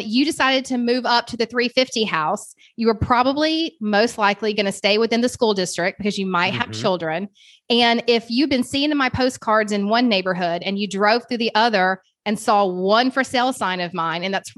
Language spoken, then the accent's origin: English; Kennesaw, Georgia, United States; also born or lived in Suwanee, Georgia; I grew up in Kennesaw, Georgia